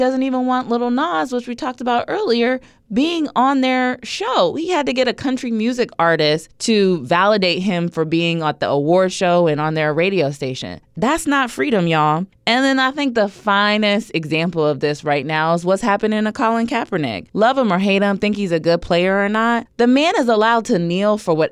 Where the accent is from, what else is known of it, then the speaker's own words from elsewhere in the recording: United States; I am an American. I have known no other country to be my home other than this one.